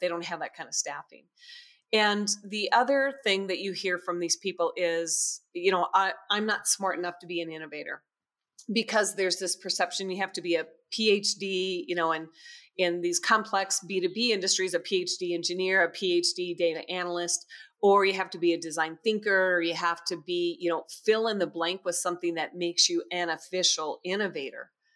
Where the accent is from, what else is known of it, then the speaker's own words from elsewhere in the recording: United States; as typical American family and American teenagers